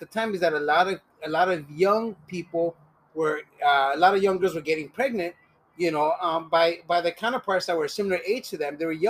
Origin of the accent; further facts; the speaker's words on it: Los Angeles, California, United States; Yeah, and so I was born and raised here, right? My mom is from Cuchitlán, Jalisco. My dad's from Santa Rosalia, Baja California.